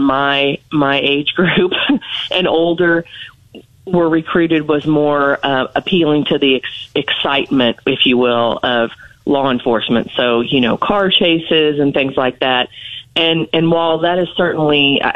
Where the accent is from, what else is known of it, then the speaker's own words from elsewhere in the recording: St. Joseph, Missouri, United States; moved away as an adult; now in Columbia, United States; I'm originally from St. Joseph, Missouri. I grew up there, and I moved to Columbia in 1995 to attend school.